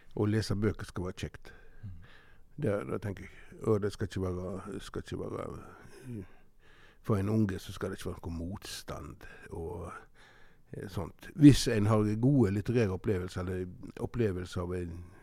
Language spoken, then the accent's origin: Norwegian; Norway; Og vi var noen av de få som hadde fjernsyn på Måstad, der jeg vokste opp